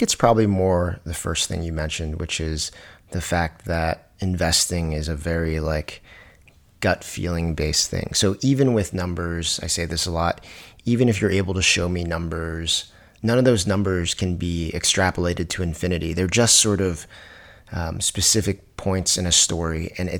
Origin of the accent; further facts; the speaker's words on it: Virginia, United States; You know, I'm originally from Virginia